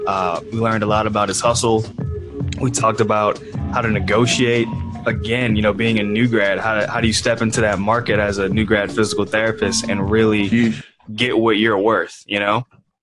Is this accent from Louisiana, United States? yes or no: yes; New Orleans, Louisiana, United States; I'm from New Orleans.